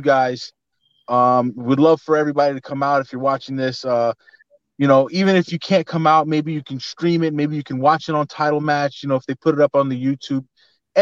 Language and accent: English; New York City, New York, United States; I'm from Bed-Stuy